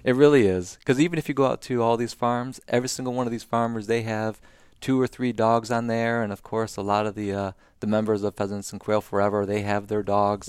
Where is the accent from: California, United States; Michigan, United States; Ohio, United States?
Michigan, United States; Southeast; moved away; grew up in Southeast Michigan